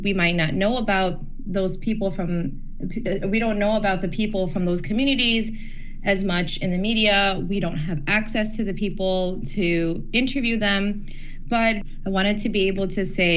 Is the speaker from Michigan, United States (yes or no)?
yes; Detroit, Michigan, United States; growing up in Metro Detroit